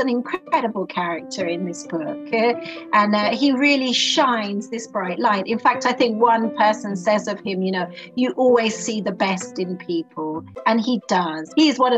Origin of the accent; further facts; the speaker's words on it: London, United Kingdom; now in Italy; I grew up in Great Britain, in London, and I've lived all over the world, and I'm currently living in Italy at the moment.